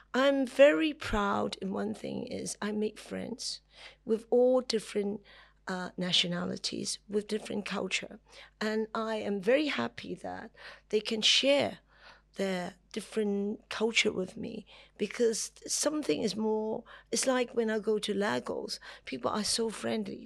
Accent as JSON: {"language": "English", "country": "Hong Kong", "said": "I'm from Hong Kong"}